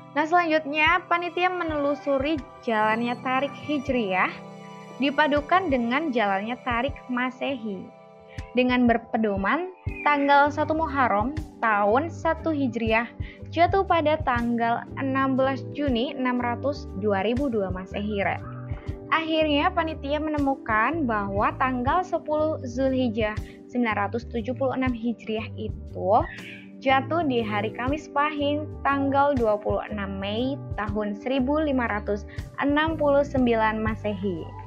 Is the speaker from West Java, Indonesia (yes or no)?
no; Lamongan, East Java, Indonesia; Aku asli Lamongan